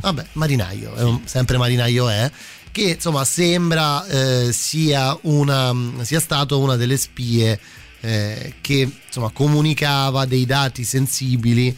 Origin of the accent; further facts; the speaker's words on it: Rome, Lazio, Italy; da romano